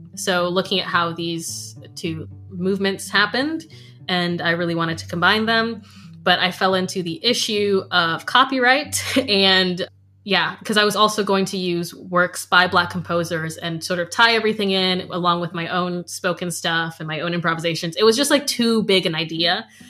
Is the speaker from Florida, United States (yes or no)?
yes; Florida, United States; now in Scotland; when I was growing up in Florida, we always knew our neighbors' names